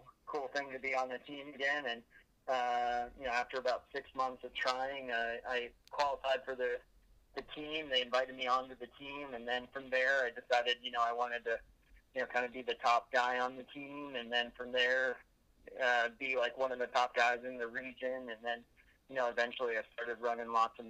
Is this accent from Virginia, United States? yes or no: yes; Oakton, Virginia, United States; now in Arlington, United States; I actually grew up in Oakton, and I'm currently living in Arlington